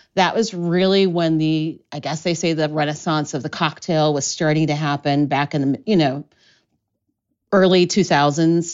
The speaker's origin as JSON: {"language": "English", "town": "Columbus", "region": "Ohio", "country": "United States", "tie": "born or raised there", "also_born_or_lived": "Oxford, England", "moved": "as an adult", "lives_now": "Chicago, United States", "said": "I grew up in Columbus, Ohio, and I went to theater school in Ohio"}